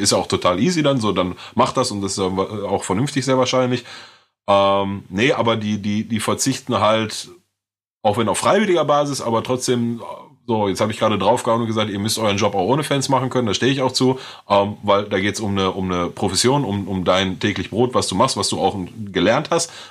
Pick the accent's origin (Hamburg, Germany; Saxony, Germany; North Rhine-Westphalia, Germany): North Rhine-Westphalia, Germany; bei uns in NRW